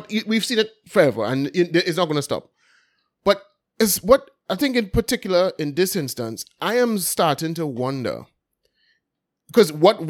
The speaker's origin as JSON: {"language": "English", "town": "Belmont", "region": "Port of Spain", "country": "Trinidad & Tobago", "said": "Yeah. Well, I'm from Port of Spain, so I mean... Yeah. I'm from Belmont, bro, so that's why I'm registered to vote anyway."}